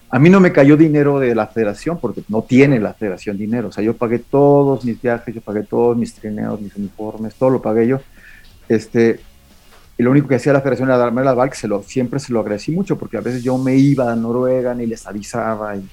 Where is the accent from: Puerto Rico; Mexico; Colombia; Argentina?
Mexico; en el cross country ski ya somos como 20 mexicanos